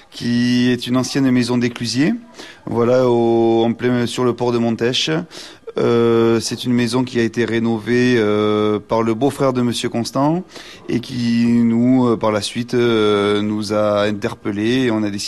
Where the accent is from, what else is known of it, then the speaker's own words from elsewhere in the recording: Nouvelle-Aquitaine, France; je viens du Béarn, moi, en fait. Moi, je suis un ah. Béarnais, je